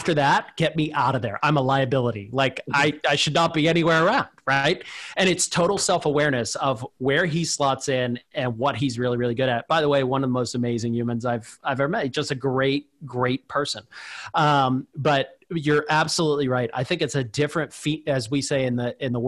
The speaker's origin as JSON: {"language": "English", "town": "Pittsburgh", "region": "Pennsylvania", "country": "United States", "tie": "born or raised there", "said": "I grew up in Pittsburgh, Pennsylvania, and my dad threw me into a factory"}